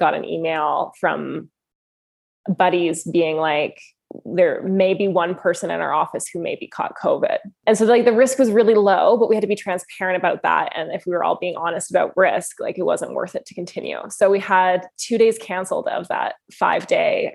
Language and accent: English; Alberta, Canada; I'm from Alberta